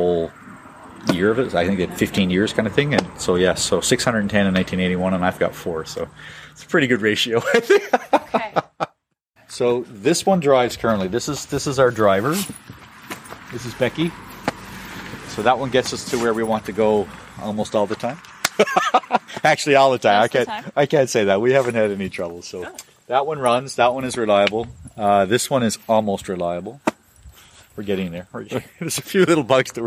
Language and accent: English; Newfoundland and Labrador, Canada; moved away; I'm from Newfoundland originally